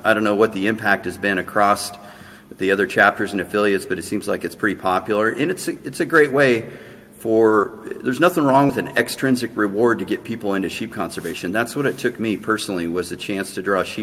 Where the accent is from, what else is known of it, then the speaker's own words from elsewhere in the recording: Washington, United States; my home state of Washington